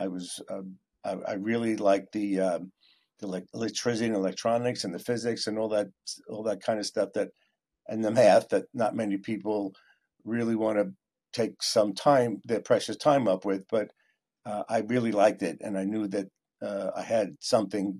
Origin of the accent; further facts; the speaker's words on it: New York City, New York, United States; growing up in Queens in the 60s and 70s, our neighborhood was generally a blue-collar neighborhood